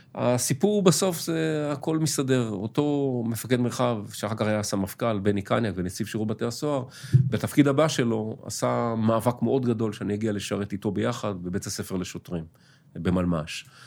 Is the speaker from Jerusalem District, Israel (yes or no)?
no; Tel Aviv, Tel Aviv District, Israel; אני גדלתי בתל אביב, אה, נולדתי בתל אביב, גדלתי בתל אביב